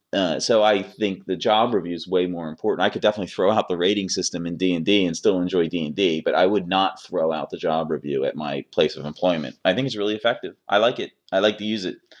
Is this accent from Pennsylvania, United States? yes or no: yes; Philadelphia, Pennsylvania, United States; I'm from Philadelphia